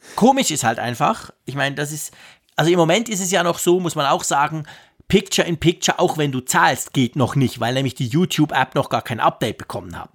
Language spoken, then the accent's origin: German; Switzerland; als Schweizer